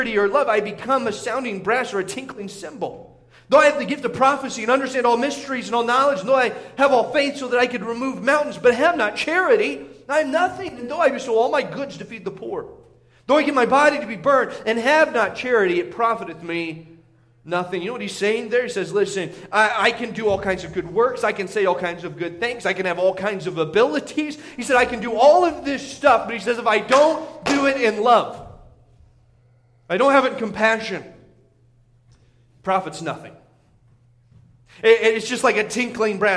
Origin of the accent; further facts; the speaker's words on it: Indiana, United States; now in Montana, United States; growing up in Indiana